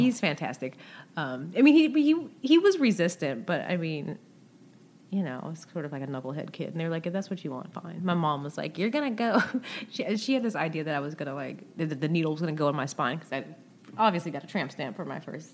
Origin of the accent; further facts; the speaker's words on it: the South, United States; I'm from the South